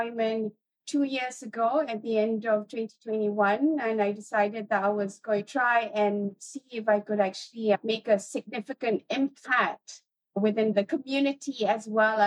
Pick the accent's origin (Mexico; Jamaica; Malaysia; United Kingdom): Malaysia; being Malaysian